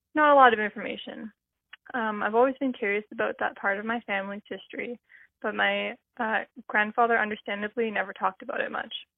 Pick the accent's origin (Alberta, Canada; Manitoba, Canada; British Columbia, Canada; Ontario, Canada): British Columbia, Canada; Vancouver Island; I'm from Vancouver Island